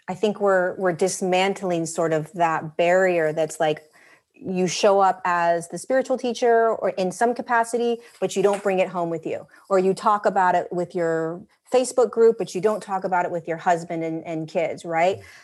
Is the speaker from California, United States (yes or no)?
yes; Southern California, United States; We, we grew up in Southern California